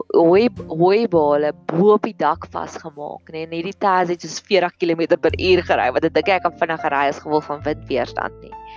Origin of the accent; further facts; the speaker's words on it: Welkom, Free State, South Africa; Ek het in 'n myndorpie groot geword en op daai en daar waar ek groot geword het in Welkom